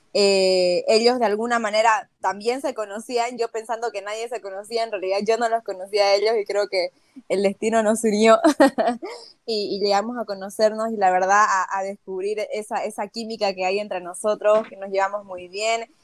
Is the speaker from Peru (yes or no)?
no; Bolivia